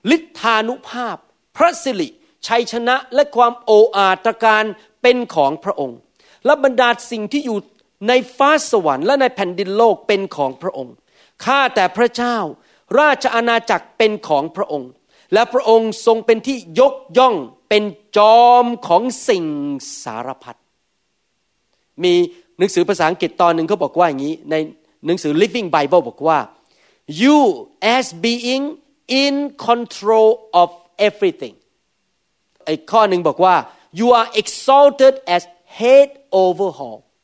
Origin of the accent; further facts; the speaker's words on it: Thailand; moved away as an adult; now in United States; พระเจ้าเป็นคนกำหนดว่าผมต้องเกิดเป็นคนไทย